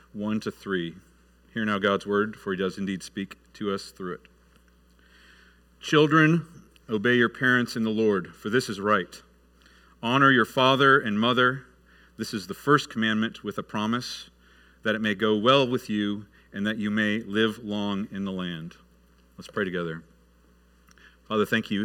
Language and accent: English; Michigan, United States; moved away; I grew up north in Michigan